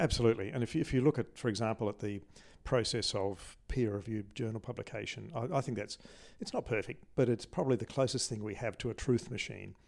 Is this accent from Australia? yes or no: yes; Adelaide, South Australia, Australia; I grew up in Adelaide